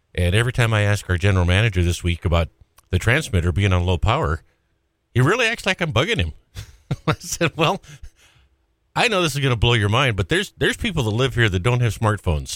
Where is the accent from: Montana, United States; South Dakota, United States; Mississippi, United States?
Montana, United States; Great Falls; moved away; I'm from Great Falls